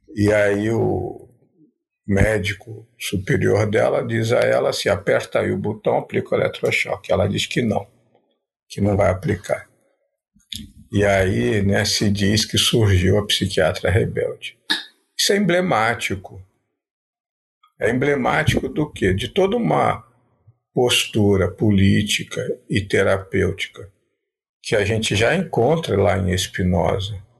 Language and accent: Portuguese; Rio de Janeiro, Brazil; also born or lived in Paraíba; Apesar de ter parte da minha infância vivido na Paraíba, ter raízes em Minas Gerais, mas eu sou nascido no Rio de Janeiro